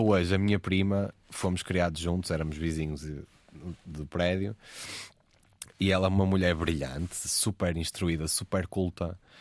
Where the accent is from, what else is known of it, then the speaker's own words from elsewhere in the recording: Porto, Norte, Portugal; O subúrbio, o Porto já é um sítio mais fechado, Exato. historicamente. Sim o subúrbio do Porto